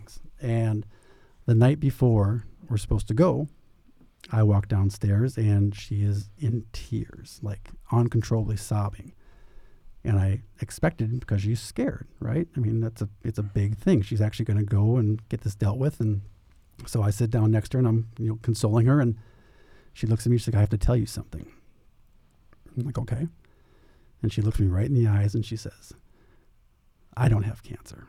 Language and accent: English; Minnesota, United States; moved away as an adult; now in Phoenix, United States; I'm from Minnesota